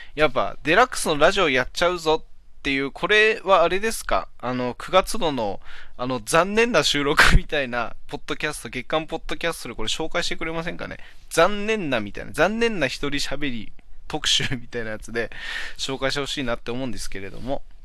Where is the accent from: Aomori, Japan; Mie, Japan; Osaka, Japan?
Aomori, Japan; Hachinohe; 俺の地元の方の八戸の方